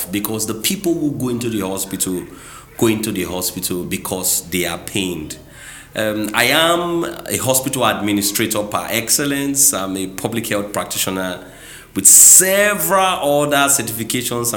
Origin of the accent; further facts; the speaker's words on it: Nigeria; also born or lived in Port Harcourt, Rivers State; I'm a Nigerian, currently the general manager of a flourishing auto business in Port Harcourt here in River State